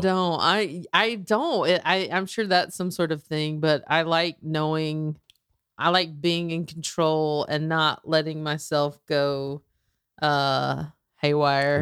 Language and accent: English; the South, United States; growing up in the South